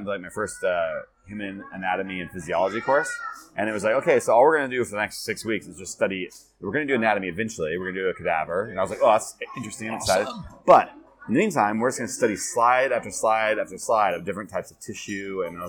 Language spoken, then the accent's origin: English; California, United States; now in Asia; California, Northern California.